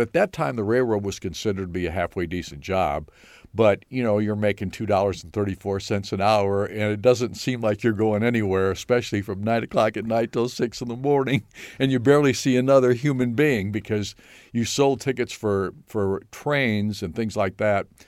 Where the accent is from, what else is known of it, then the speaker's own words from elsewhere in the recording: Mendota, Illinois, United States; also born or lived in Ottawa, Illinois; I'm from Northern Illinois